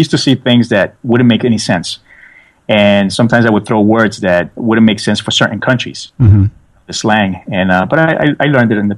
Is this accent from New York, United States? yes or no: yes; New York, United States; I was born and raised in New York, so I speak Spanglish